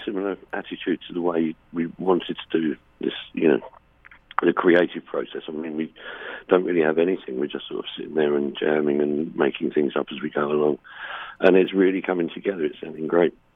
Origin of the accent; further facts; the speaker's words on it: England, United Kingdom; Being English